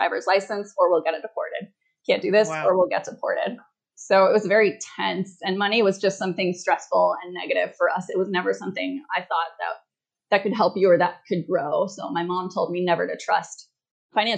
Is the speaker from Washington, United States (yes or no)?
yes; Washington, United States; moved away as an adult; also born or lived in Morelia, Michoacán, Mexico; now in Playa del Carmen, Mexico; I was born in Morelia, Michoacan, immigrated to the U.S. when I was 3 to Washington State